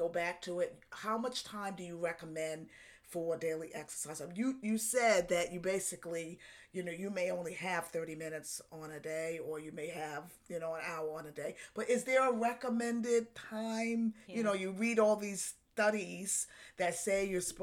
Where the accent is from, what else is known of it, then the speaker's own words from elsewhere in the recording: New York, United States; I'm from New York.